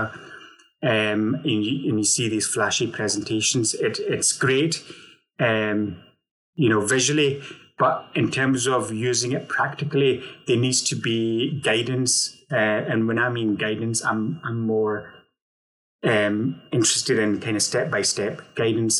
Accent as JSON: {"language": "English", "town": "Glasgow", "region": "Scotland", "country": "United Kingdom", "moved": "yes", "lives_now": "Manchester, United Kingdom", "said": "Although I'm living in Manchester at the moment, I'm originally from Glasgow, Scotland"}